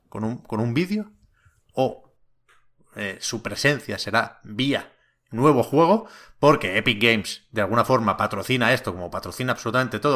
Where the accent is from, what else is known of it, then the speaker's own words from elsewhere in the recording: Tiana, Catalonia, Spain; also born or lived in Montgat; Yo soy de Tiana, eh, un pueblo aquí cerca de Barcelona, y mi madre trabaja en el ayuntamiento de Tiana.